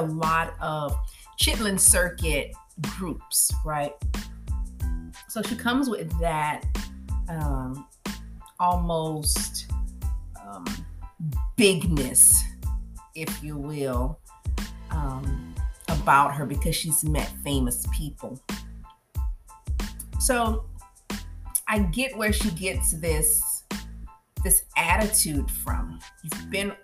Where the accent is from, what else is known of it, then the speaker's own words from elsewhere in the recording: 3rd largest city in Louisiana, United States; It's the 3rd largest city in Louisiana. And where my husband's from can't compete with, you know, what my hometown has to offer